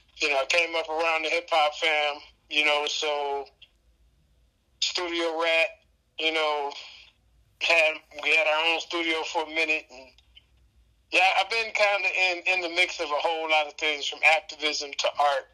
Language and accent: English; Detroit, Michigan, United States; I grew up mostly on Detroit's west side.